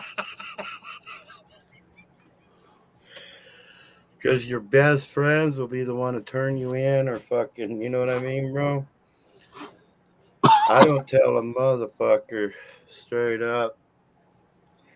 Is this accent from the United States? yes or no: yes; Turlock, California, United States; I'm from Turlock, bro. That's been my town since 1981.